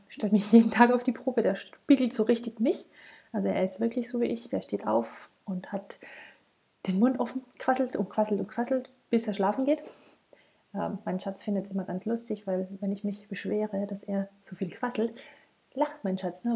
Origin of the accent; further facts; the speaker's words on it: Tyrol, Austria; bei uns in Tirol